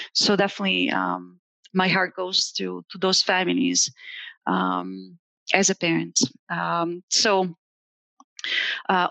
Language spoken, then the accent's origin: English; Italy; also born or lived in Indiana; now in Allen County, Indiana, United States; I am an immigrant from Italy